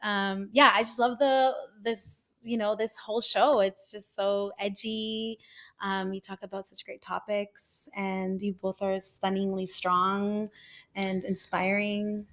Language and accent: English; El Salvador; now in Toronto, Canada; growing up in El Salvador, because I live in Toronto